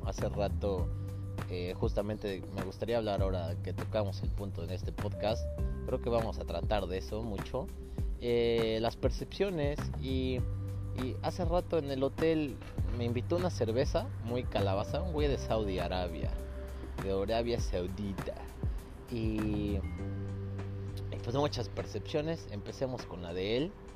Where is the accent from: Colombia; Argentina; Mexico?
Mexico; now in Scotland; como mexicano